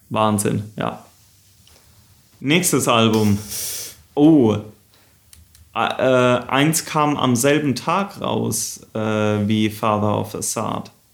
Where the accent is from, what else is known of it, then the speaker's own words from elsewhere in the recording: Southern Germany, Germany; Daniel und ich, wir sind ja auch da in Süddeutschland aufgewachsen